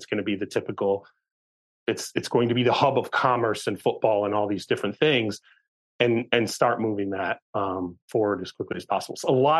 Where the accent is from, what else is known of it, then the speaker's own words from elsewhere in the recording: Michigan, United States; I grew up in Michigan, okay?